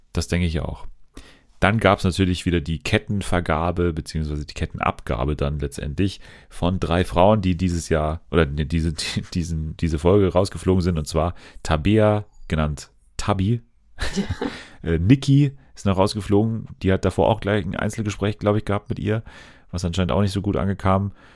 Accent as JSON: {"language": "German", "town": "Munich", "region": "Bavaria", "country": "Germany", "said": "ich komme doch aus München"}